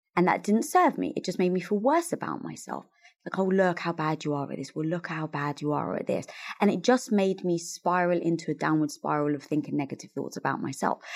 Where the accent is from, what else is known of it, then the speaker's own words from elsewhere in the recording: London, United Kingdom; moved away as an adult; now in Los Angeles, United States; growing up, Greek Orthodox in North London